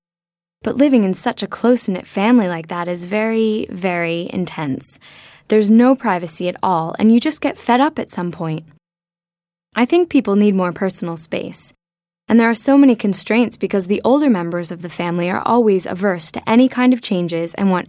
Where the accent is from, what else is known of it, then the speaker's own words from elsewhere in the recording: Pakistan; now in United States; Although I live in the U.S. now, I was born in Pakistan and grew up in a household where there were three generations living together, including uncles, aunties, and cousins.